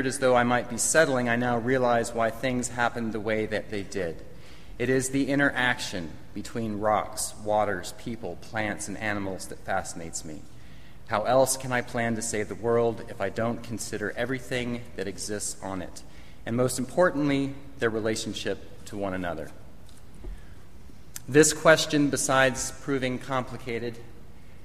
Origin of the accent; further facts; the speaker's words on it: Los Angeles, California, United States; moved away; Growing up in Los Angeles